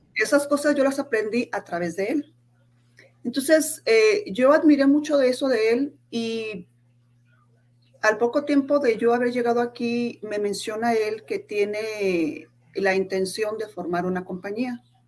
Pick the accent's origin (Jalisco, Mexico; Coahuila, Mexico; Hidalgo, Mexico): Jalisco, Mexico; Guadalajara; moved away as an adult; now in Salt Lake City, United States; soy de Guadalajara, Jalisco. Actualmente vivo aquí en Soleil City, Utah.